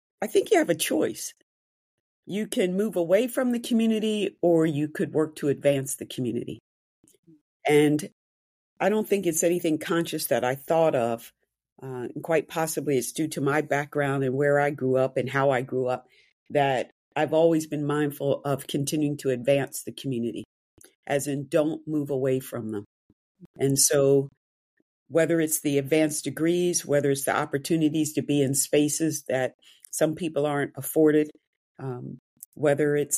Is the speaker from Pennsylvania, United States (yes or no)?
yes; Wayne, Pennsylvania, United States; I grew up outside of Philadelphia in a low to middle income Black neighborhood surrounded by wealth